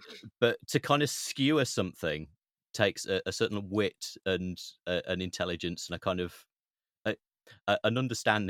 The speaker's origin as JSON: {"language": "English", "area": "Derbyshire", "region": "East Midlands", "country": "United Kingdom", "tie": "born or raised there", "also_born_or_lived": "Chesterfield / Sheffield", "said": "I was growing up in Derbyshire"}